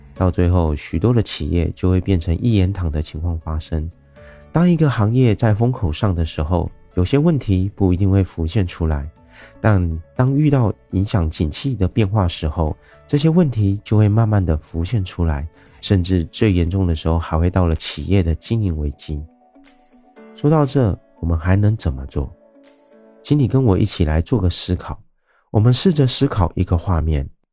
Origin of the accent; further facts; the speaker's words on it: Taiwan; 我是一位来自台湾喜欢旅行与热爱交朋友的